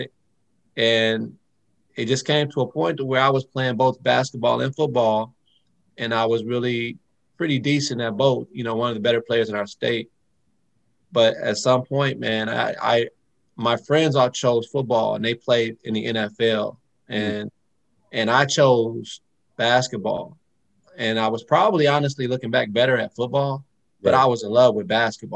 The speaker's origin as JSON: {"language": "English", "town": "Phoenix", "region": "Arizona", "country": "United States", "tie": "born or raised there", "said": "I grew up in Phoenix, Arizona"}